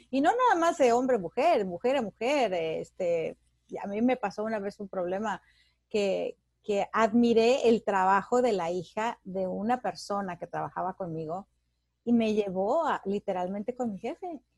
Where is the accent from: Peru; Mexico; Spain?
Mexico; yo que soy mexicana, en México, que estabas acostumbrada a ver a los compañeros de trabajo